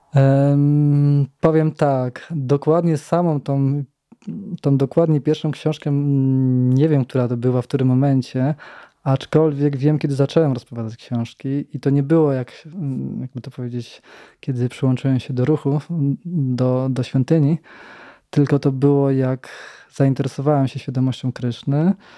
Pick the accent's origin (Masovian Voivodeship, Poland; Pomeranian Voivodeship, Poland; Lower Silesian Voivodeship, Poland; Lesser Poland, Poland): Lower Silesian Voivodeship, Poland; Radków; bo ja pochodzę z Radkowa